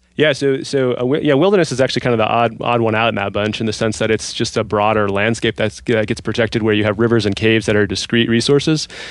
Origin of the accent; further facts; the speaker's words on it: Seattle, Washington, United States; moved away as an adult; I grew up in Seattle